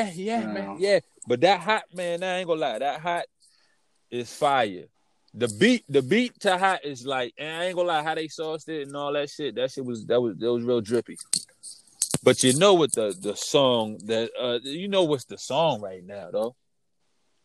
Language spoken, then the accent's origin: English; New Jersey, United States; I was raised in Jersey